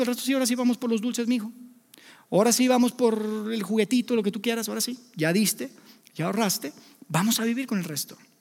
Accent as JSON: {"language": "Spanish", "country": "Mexico", "said": "Somos libres, somos mexicanos independientes"}